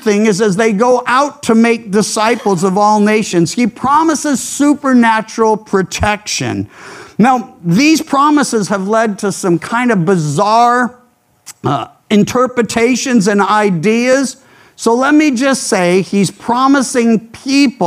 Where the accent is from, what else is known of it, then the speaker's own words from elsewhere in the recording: the South, United States; now in California, United States; I grew up in the South